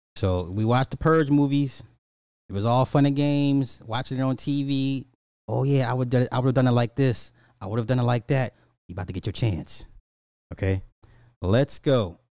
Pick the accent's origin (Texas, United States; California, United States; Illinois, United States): Illinois, United States; my home state, Illinois